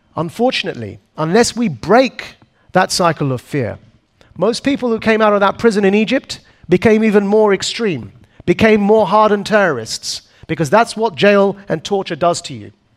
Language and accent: English; Essex, East of England, United Kingdom; a boy born and raised in Essex, which is a bit like the New Jersey of the UK